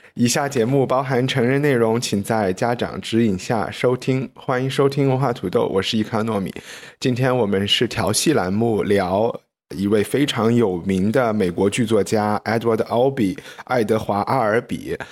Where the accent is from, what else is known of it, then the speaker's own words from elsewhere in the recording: China; 我们大陆人讲泰勒